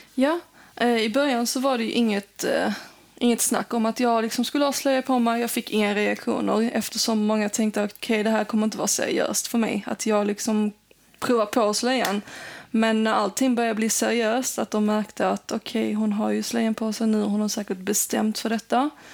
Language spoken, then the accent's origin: Swedish; Sweden; Jag växte upp här och det är ingen skillnad mellan mig och en svensk.